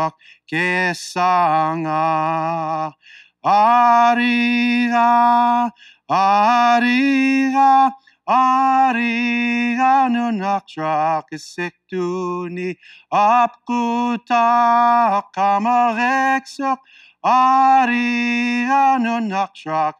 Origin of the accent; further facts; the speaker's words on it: Unalakleet, Alaska, United States; also born or lived in Oklahoma; I grew up in a small little village, an Eskimo village on the shores of the Bering Sea, the Norton Sound, Unalakleet, Alaska